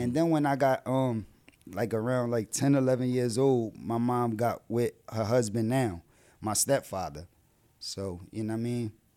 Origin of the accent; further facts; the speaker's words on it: Philadelphia, Pennsylvania, United States; also born or lived in New Jersey; I was still down North Philly. That's where I'm from, North Philadelphia